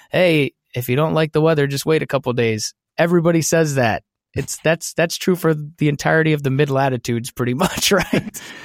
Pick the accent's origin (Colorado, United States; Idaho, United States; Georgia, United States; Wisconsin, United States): Wisconsin, United States; Brookfield; moved away; I grew up in Brookfield. It's a suburb of Milwaukee